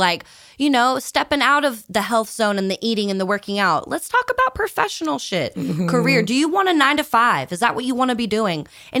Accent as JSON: {"language": "English", "region": "the South", "country": "United States", "said": "oh no, I'm from the South. Like, I like barbecue and I like chicken"}